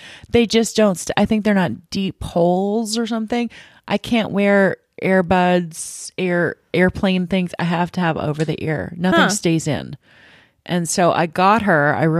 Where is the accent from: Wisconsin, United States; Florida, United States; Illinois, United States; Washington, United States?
Washington, United States; Seattle; Well, you guys, I'm from Seattle.